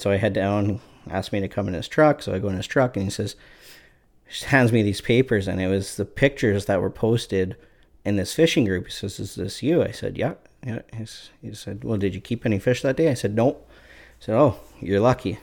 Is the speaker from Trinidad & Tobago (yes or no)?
no; Canada; I'm from Canada